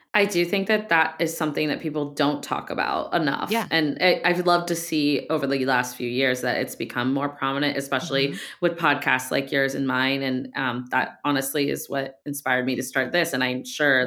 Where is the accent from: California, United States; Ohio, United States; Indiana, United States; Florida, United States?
Ohio, United States; I grew up in Ohio